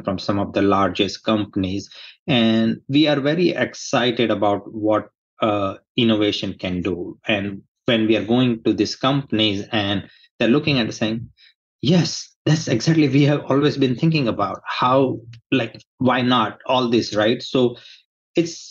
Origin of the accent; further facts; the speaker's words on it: India; moved away as an adult; now in United States; I was born in India. I grew up there. I did my education over there